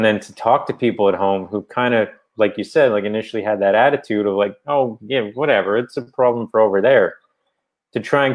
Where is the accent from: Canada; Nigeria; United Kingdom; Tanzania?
Canada; Newfoundland and Labrador; accent: Newfoundland; my Newfoundland accent